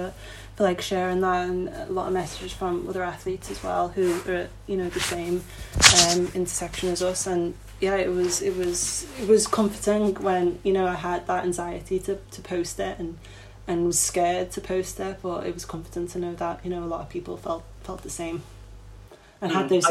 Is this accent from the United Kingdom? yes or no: yes; Liverpool, North West England, United Kingdom; Wavertree, obviously my hometown in Liverpool, is where I trained